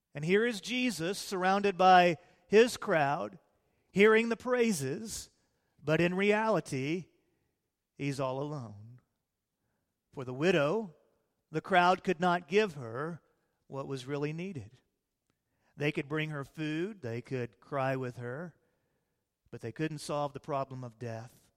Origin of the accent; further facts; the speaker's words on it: Illinois, United States; now in Texas, United States; I was raised in Illinois before I was saved, And, uh, then we came down to Texas after I got saved